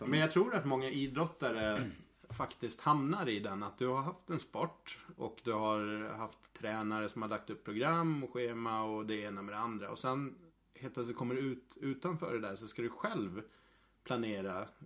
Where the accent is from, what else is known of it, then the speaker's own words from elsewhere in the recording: Gotland, Sweden; moved away as an adult; now in Stockholm, Sweden; egentligen 22 års åldern någonstans när jag flyttade ifrån Gotland och spelade i eh, ett lag här i Stockholm i Mälarhöjden